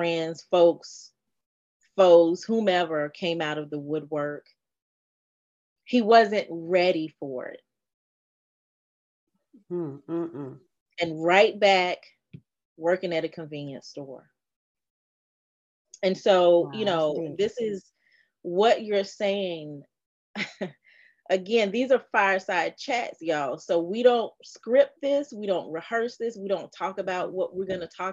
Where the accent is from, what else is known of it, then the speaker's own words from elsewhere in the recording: North Carolina, United States; I'm from North Carolina